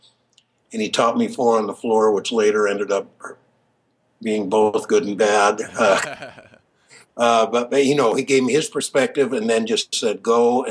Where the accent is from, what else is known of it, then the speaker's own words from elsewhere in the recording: Vancouver, Washington, United States; I grew up in Vancouver, left for quite a few years going to school and then also traveling, playing music